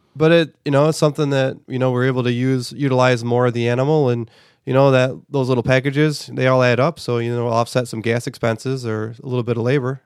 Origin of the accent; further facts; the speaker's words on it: United States; as an American society